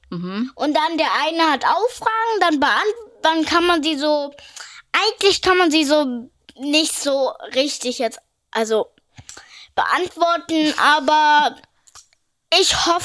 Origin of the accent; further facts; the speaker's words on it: Berlin, Germany; ich bin acht Jahre alt, ich komme aus Berlin.